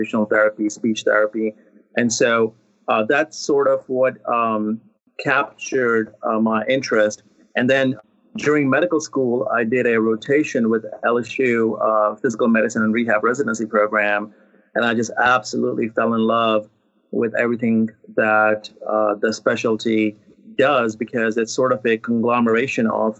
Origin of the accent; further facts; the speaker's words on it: India; moved away; I was born and raised in India